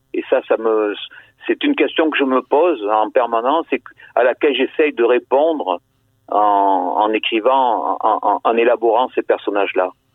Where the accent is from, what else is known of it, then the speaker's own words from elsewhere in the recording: Bordeaux, Nouvelle-Aquitaine, France; la cité où j'ai vécu, où j'ai grandi